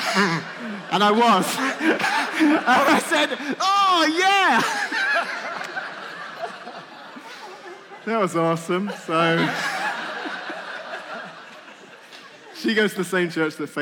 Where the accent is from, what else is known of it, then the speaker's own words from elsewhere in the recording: England, United Kingdom; moved away; I'm English